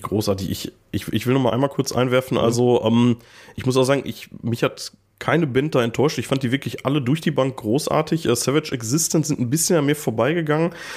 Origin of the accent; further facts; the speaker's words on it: Gladbeck, North Rhine-Westphalia, Germany; moved away; ich komme aus äh, Zwickel ursprünglich